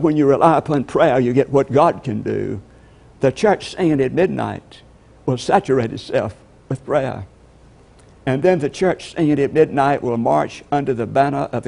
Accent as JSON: {"language": "English", "town": "LaGrange", "region": "Georgia", "country": "United States", "said": "I'm from LaGrange, Georgia"}